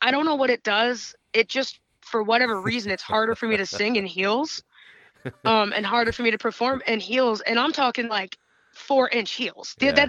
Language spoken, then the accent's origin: English; upstate New York, United States; in upstate New York, it's like my hometown's big arena.